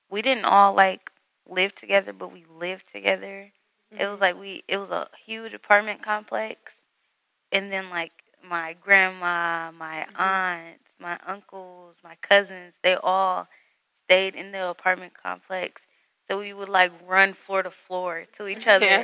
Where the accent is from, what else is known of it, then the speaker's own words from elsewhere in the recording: Detroit, Michigan, United States; I was born and raised in Metro Detroit